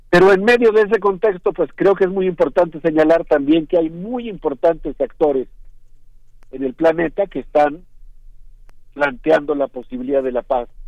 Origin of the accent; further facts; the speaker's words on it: Mexico; yo creo que nosotros como sociedad mexicana, como universidad, pues tenemos conexiones con muchos de los países